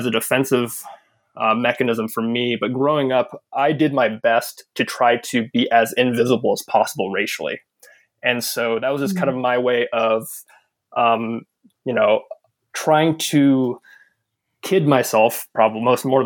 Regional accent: Southern California, United States; I grew up in Southern California

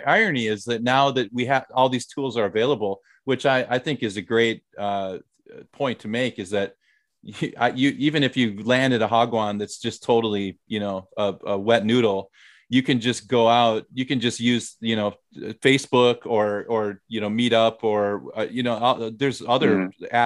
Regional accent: the Midwest, Minnesota, United States; moved away as an adult; also born or lived in Thailand; now in South Korea; I'm from the Midwest.

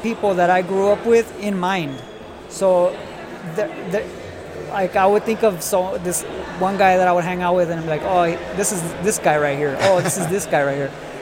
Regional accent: Oxnard, California, United States; I'm from Oxnard. So I grew up in an area called Colonia

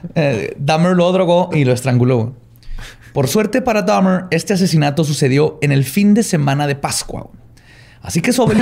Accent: Chihuahua, Mexico; soy de Chihuahua

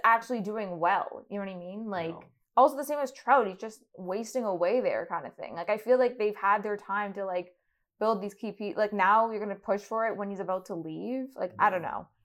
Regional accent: Toronto, Ontario, Canada; I'm from Toronto.

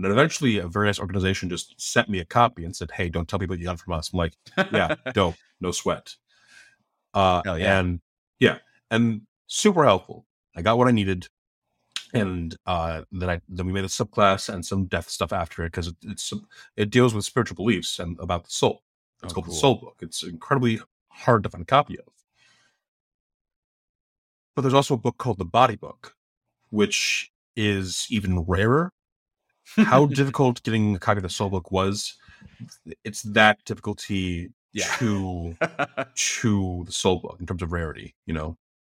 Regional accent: Philippines; But just being a Filipino person, all at once felt like, wow, this is a very small field.

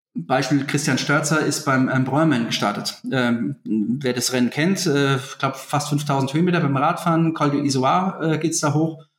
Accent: Germany; bei uns in Deutschland

